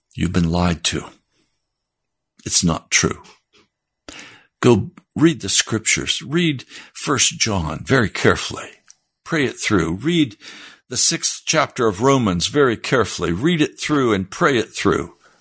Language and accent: English; United States